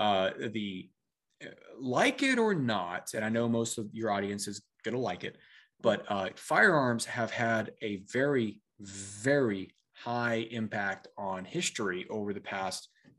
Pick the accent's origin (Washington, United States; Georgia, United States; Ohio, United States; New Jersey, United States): Washington, United States; And we had I grew up in Central Washington. We had a cabin in Montana, Missoula area.